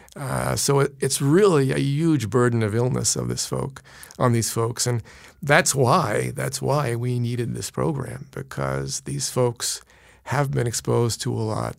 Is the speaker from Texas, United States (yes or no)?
no; New York City, New York, United States; also born or lived in Queens, New York; I was born in Brooklyn